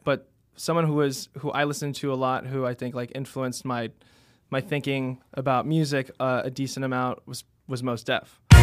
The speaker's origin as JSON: {"language": "English", "town": "New York City", "region": "New York", "country": "United States", "tie": "born or raised there", "also_born_or_lived": "Finger Lakes, New York", "said": "I grew up in Queens, ended up going to school in Manhattan"}